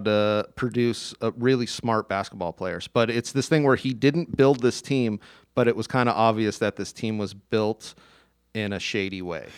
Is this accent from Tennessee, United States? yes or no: no; Tucson, Arizona, United States; I grew up in Tucson